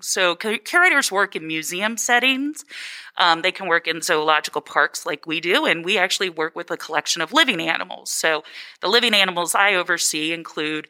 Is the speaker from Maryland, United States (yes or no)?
yes; Maryland, United States; I am originally from Maryland